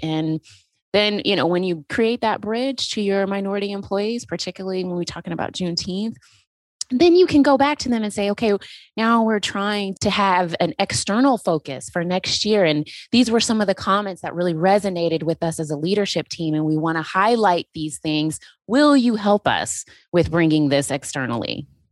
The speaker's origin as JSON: {"language": "English", "region": "Texas", "country": "United States", "moved": "yes", "lives_now": "Georgia, United States", "said": "I am originally from Texas"}